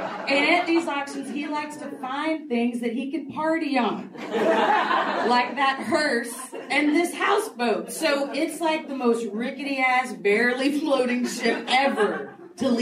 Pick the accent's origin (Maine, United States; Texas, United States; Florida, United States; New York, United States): Texas, United States; Grand Prairie; moved away as an adult; also born or lived in Austin, Texas / Los Angeles; I'm from Grand Prairie, Texas. It's a suburb of Dallas